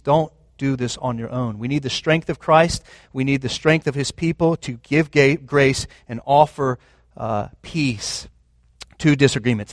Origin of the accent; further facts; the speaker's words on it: United States; I was raised in America